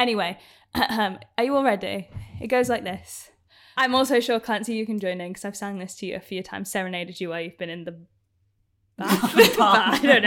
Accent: United Kingdom; accent: northern; my accent is not estuary though. Like, it's just like it's northern

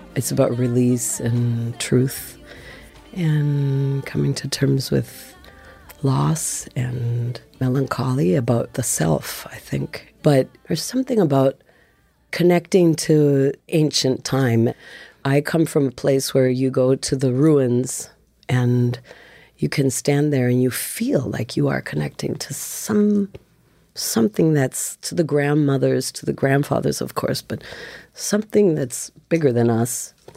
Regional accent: Minnesota, United States; accent: Midwest; also born or lived in Oaxaca, Mexico; I grew up in Minnesota as well

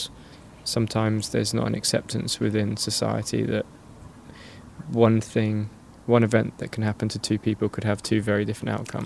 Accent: Norwich, East of England, United Kingdom; I'm from Norwich, which is in the east of England

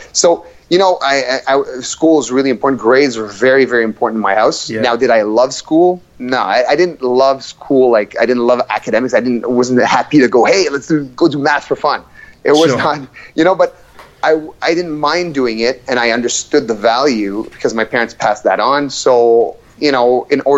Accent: Ottawa, Ontario, Canada; also born or lived in Ivory Coast / Montreal / Moncton, New Brunswick; I grew up in Moncton, New Brunswick, for 3 years, and then we moved to Ottawa. And when I was 7 years old, and I've been living in Ottawa since I was seven.

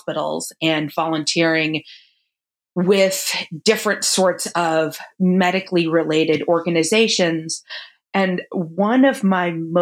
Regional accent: Phoenix, Arizona, United States; moved away as an adult; also born or lived in Ohio / Southern California; So I grew up in Phoenix, Arizona. I grew up going to Catholic school, born and raised in Phoenix

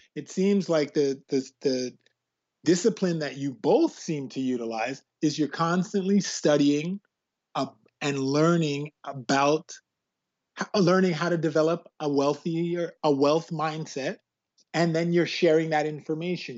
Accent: Canada; also born or lived in West Indies; I'm West Indian Canadian

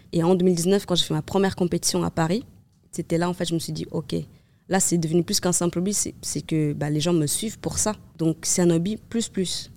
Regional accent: Cape Verde; now in Nice, France; je suis née au Cap-Vert

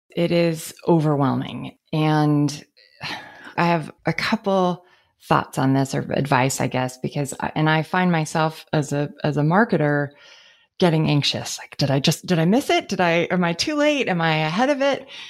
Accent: San Francisco, California, United States; I grew up in San Francisco

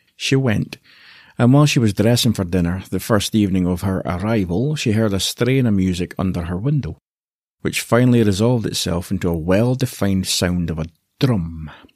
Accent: Aberdeen, Scotland, United Kingdom; I was born in Aberdeen, in the northeast of Scotland

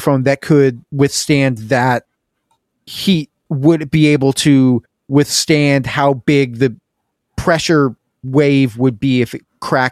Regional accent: Pacific Northwest, United States; I grew up in the Pacific Northwest

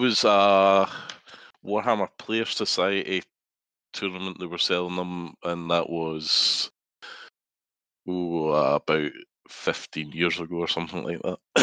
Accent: Scotland, United Kingdom; accent: Scottish; you can probably tell from my accent. I'm based in Scotland, part of the Team Scotland scene up here.

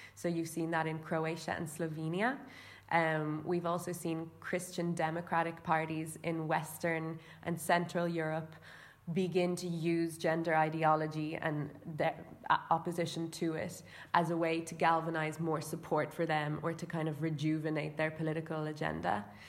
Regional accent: Ireland; I'm from Ireland

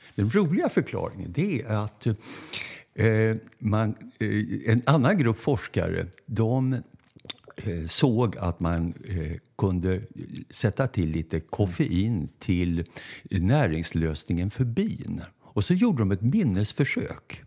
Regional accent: Stockholm, Stockholm County, Sweden; vi bodde först på Norrmälarstrand. Så mm. jag är stockholmare av födsel och ohejdad vana

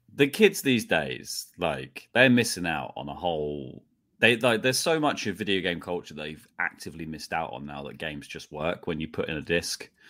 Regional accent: United Kingdom; I'm British

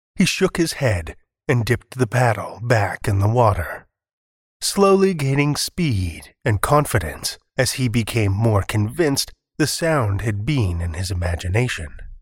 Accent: Alberta, Canada; now in Saskatchewan, Canada; I spent most of my formative years in Alberta, I was born in Saskatchewan, and I moved back a little over a dozen years ago

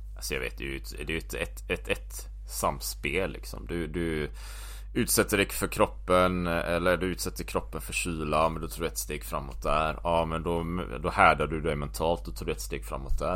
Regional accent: Gothenburg, Västra Götaland, Sweden; moved away as an adult; also born or lived in Japan / Taiwan / New Zealand / Belgium; Jag är uppväxt här i Göteborg.

